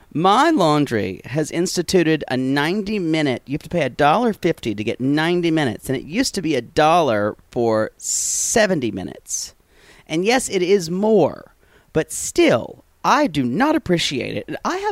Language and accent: English; the South, United States; Well, in the South